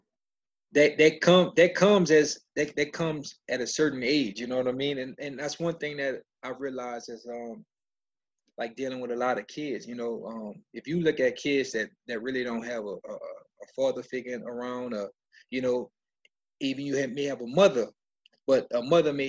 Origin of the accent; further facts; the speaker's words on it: New Orleans, Louisiana, United States; I grew up in the Ninth Ward.